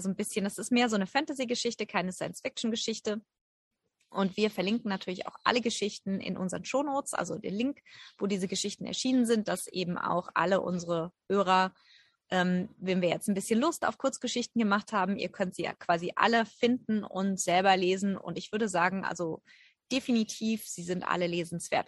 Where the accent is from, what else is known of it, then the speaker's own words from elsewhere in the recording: Germany; bei uns in Deutschland